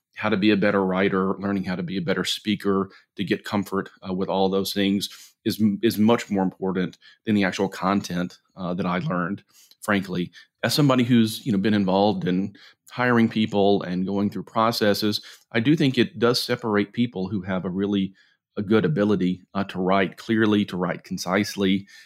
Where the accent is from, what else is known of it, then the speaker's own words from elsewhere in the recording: Jackson, Mississippi, United States; moved away; also born or lived in Montgomery, Alabama; I grew up in Jackson, Mississippi, ultimately moved to Montgomery, Alabama